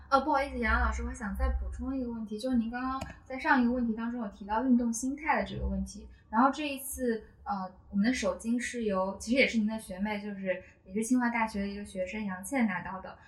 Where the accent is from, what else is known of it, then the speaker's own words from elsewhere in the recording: Hunan, China; moved away; 我当时是在读，读初中，然后我家乡在湖南